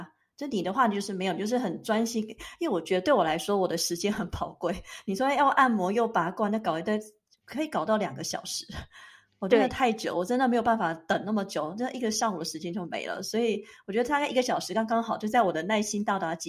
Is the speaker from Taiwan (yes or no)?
yes; Taiwan; now in Switzerland; 哎，那我们在瑞士的时候，因为就像我们是台湾人的话，我们就很习惯，我们可能身体不舒服的话，主要还是想去看中医啊。